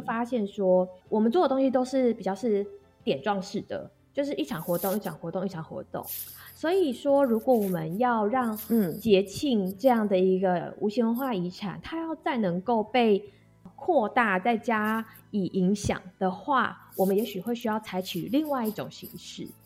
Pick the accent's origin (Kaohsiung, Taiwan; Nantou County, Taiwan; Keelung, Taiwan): Keelung, Taiwan; 对我们的家乡感到有趣 觉得基隆是一个很不错的地方